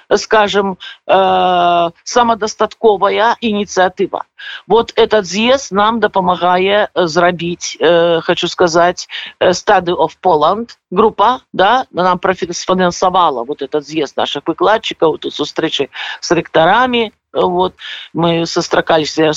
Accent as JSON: {"language": "Belarusian", "country": "Belarus", "moved": "yes", "lives_now": "Poland", "said": "все мы беларусы"}